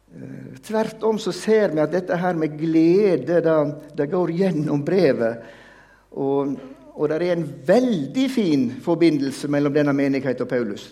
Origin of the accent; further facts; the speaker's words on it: Veitastranda, Vestland, Norway; Jeg kommer jo fra Veitastranda, tett opp til Jostedalsbreen.